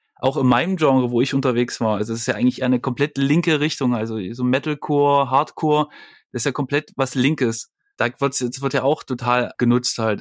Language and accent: German; Leipzig, Saxony, Germany; Ich komme ja aus Leipzig